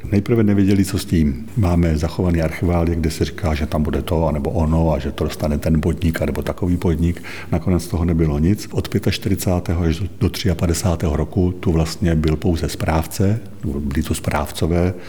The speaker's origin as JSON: {"language": "Czech", "town": "Hustopeče", "region": "South Moravian Region", "country": "Czechia", "tie": "born or raised there", "moved": "as an adult", "lives_now": "Velké Březno, Czech Republic", "said": "já jsem se narodil v Hustopečích u Brna"}